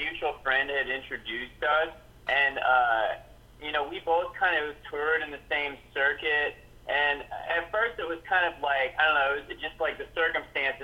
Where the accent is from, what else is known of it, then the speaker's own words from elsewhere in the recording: Virginia, United States; also born or lived in Long Beach, California; now in Nashville, United States; I grew up in like the cleaner South, like the less dirty South in Virginia.